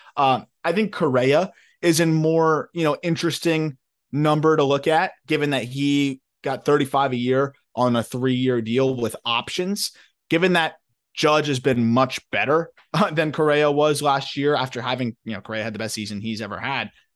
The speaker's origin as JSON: {"language": "English", "region": "Florida", "country": "United States", "tie": "born or raised there", "said": "my home state of Florida"}